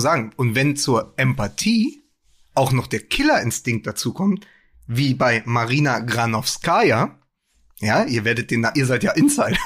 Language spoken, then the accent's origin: German; Berlin, Germany; als Berliner